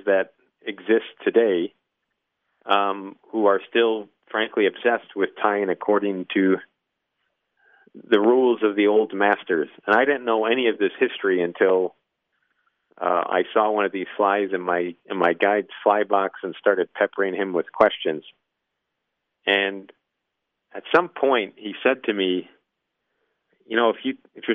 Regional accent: Midwest, United States; moved away; also born or lived in New England; I'm from the Midwest, so we were raised to look at fly fishermen as just sort of incorrigible snobs

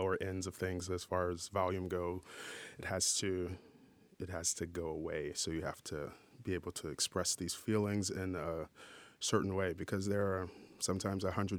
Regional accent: New Orleans, Louisiana, United States; I'm from New Orleans

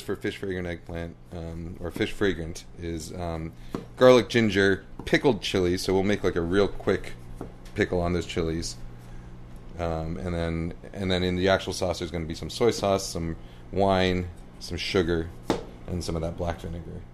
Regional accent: New York, United States; also born or lived in Boston / Cambridge; now in Seattle, United States; I was born in Boston, grew up in New York, but then I lived in Cambridge for ten years

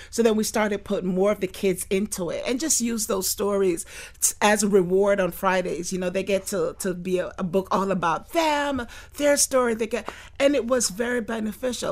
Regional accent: Fort Lauderdale, Florida, United States; I grew up in Fort Lauderdale.

